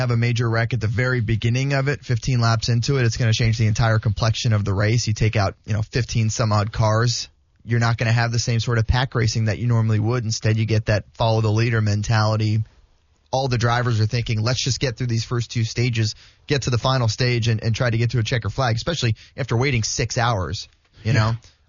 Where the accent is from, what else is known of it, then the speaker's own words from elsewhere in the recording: South Florida, United States; growing up in South Florida